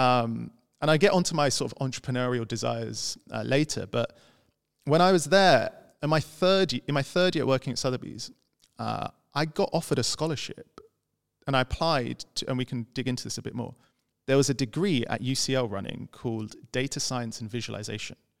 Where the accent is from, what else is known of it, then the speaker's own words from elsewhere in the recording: London, United Kingdom; I was this guy from London who studied economics